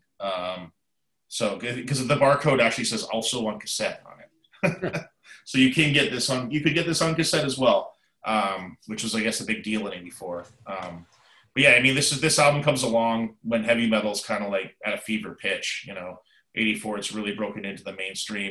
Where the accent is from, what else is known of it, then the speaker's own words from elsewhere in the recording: Canada; now in United States; I live in America, I am definitely, you know, 100% Canadian